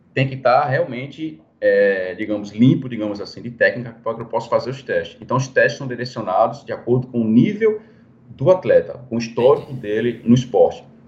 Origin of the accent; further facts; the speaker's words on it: Recife, Pernambuco, Brazil; moved away; also born or lived in Belo Horizonte; eu acho que vou voltar para minha terra, né? Que eu sou de Recife mesmo